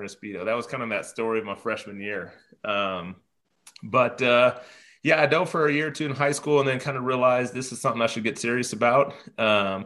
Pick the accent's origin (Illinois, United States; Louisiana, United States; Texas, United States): Illinois, United States; Chicago; now in Tennessee, United States; A place called TriStar Gymnastics in Chicago, where I grew up